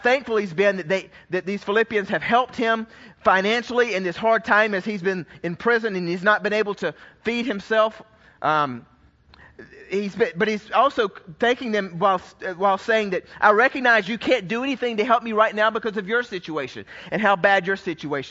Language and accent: English; Georgia, United States; I was raised in Georgia where it was a sin if you didn't have a Coke in your hand